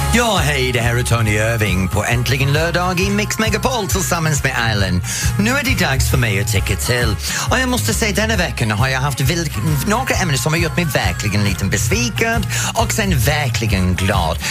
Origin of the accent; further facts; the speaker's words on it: Norrtälje, Stockholm County, Sweden; Min hemstad